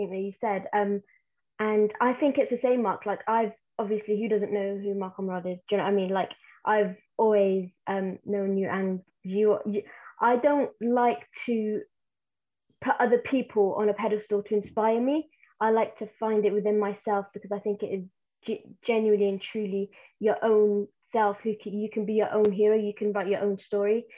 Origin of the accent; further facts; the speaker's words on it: Plymouth, South West England, United Kingdom; English is a second language; also born or lived in Yemen; I'm from Plymouth